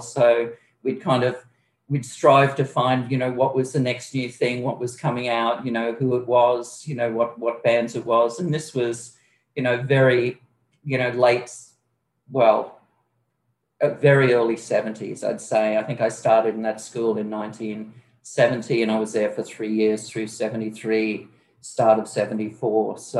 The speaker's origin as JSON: {"language": "English", "region": "Queensland", "country": "Australia", "tie": "born there", "said": "Well, originally I was born in Queensland, but with my mother, I did tons of traveling up and down the East Coast, pretty much nonstop until I was 11 years old."}